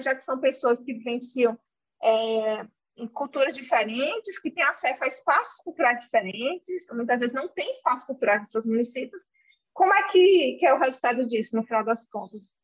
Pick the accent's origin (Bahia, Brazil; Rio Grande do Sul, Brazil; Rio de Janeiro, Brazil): Bahia, Brazil; Senhor do Bonfim; eu sou sertaneja, eu sou natural de uma cidade chamada Senhor do Bonfim, que fica no semiárido